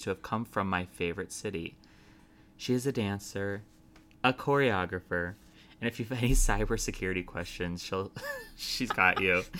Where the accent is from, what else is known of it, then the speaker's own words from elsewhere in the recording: Chicago, Illinois, United States; my hometown, Chicago